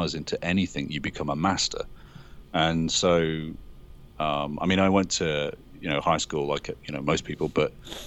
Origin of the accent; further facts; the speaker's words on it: Liverpool, North West England, United Kingdom; moved away as an adult; now in Los Angeles, United States; living in England, I was lucky enough I was born in Liverpool, and they have these wonderful museums there full of dinosaur skeletons and things. And so I spent quite a lot of my childhood sitting underneath these skeletons